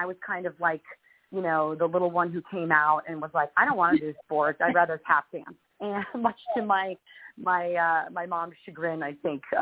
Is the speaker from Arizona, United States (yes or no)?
no; Union, New Jersey, United States; moved away as an adult; now in Los Angeles, United States; I grew up in New Jersey, and in Union, New Jersey, which is right outside of New York City